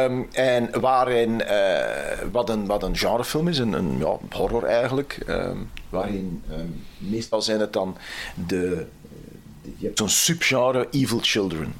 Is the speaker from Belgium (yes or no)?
yes; Temse, Flanders, Belgium; Ik ben van Temse, Oost-Vlaanderen